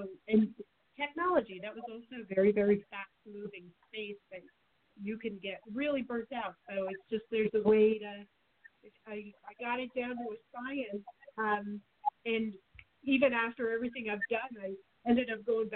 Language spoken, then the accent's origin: English; Norwalk, Connecticut, United States; moved away as an adult; also born or lived in Boston, Massachusetts / Arizona; now in Phoenix, United States; I grew up out east in Norwalk, Connecticut, near Manhattan, and right in a seaport